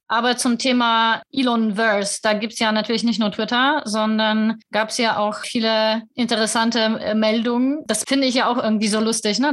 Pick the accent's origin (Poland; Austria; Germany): Poland; moved away; ich vielleicht als Polin